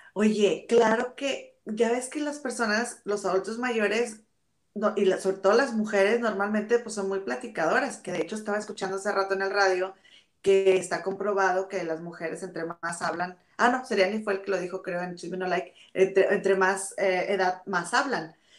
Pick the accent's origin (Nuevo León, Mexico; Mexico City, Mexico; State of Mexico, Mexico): Nuevo León, Mexico; Monterrey; moved away as an adult; also born or lived in England; now in United Kingdom; nosotras somos de Monterrey